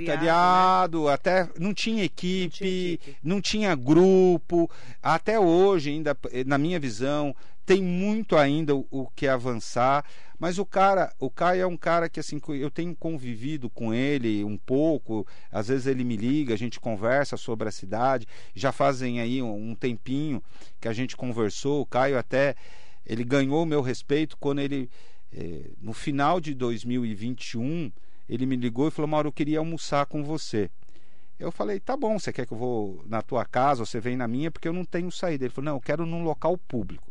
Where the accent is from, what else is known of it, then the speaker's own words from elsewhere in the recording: Mogi das Cruzes, São Paulo, Brazil; todos nós mogianos